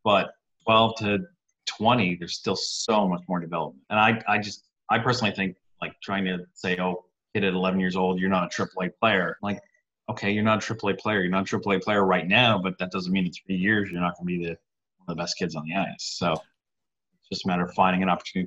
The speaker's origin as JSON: {"language": "English", "country": "Canada", "tie": "born or raised there", "moved": "as an adult", "lives_now": "New York, United States", "said": "I'm from Canada originally"}